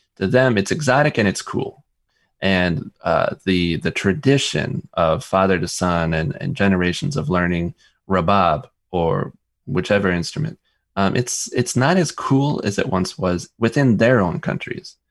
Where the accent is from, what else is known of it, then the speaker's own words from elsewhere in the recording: United States; we're American